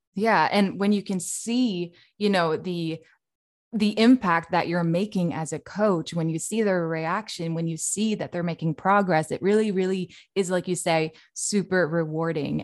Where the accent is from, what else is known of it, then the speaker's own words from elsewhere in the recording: Norway; now in Sweden; I'm actually from Norway, but I do live in Sweden